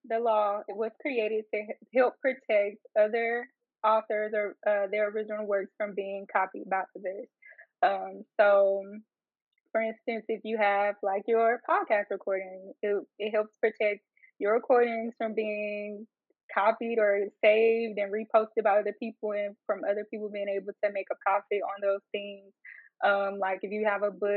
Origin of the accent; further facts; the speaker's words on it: Arkansas, United States; I'm from Arkansas